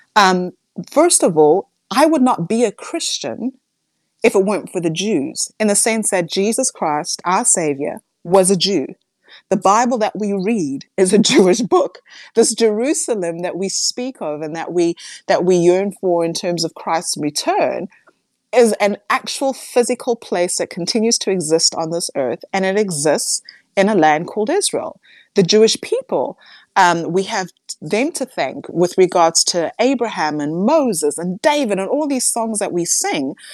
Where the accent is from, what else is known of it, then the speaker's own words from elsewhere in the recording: South Africa; as a South African